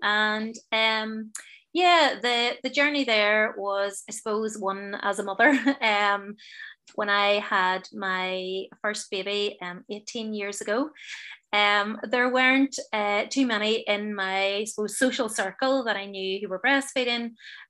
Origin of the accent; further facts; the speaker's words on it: Enniskillen, Northern Ireland, United Kingdom; And I'm from Enniskillen, as I said earlier. So, you know, I want a group in Enniskillen.